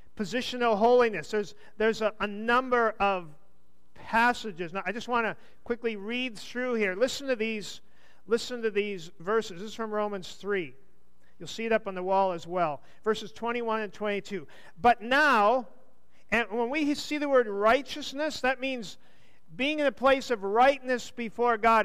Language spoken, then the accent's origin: English; United States; I'm an American.